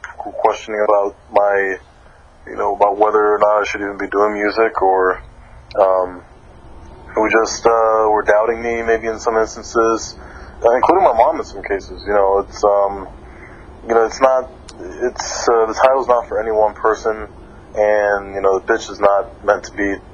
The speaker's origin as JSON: {"language": "English", "town": "Miami", "region": "Florida", "country": "United States", "said": "I'm from Miami, Florida"}